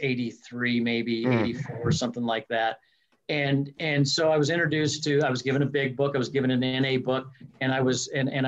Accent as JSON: {"language": "English", "town": "Greeley", "region": "Colorado", "country": "United States", "tie": "born or raised there", "said": "I grew up in Greeley, Colorado"}